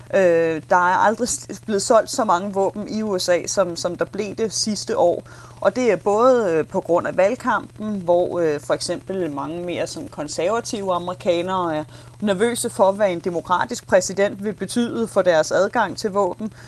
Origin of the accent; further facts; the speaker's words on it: Denmark; now in Nashville, United States; som dansker i, øh, i U S